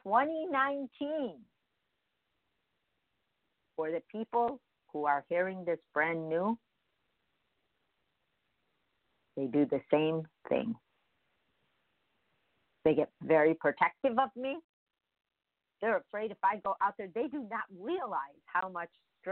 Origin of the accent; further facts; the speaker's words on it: Midwest, United States; now in California, United States; we come from the Midwest